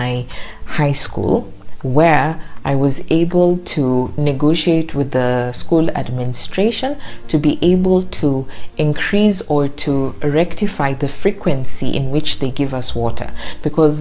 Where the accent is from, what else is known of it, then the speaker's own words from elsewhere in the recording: Mombasa, Mombasa County, Kenya; my hometown in Mombasa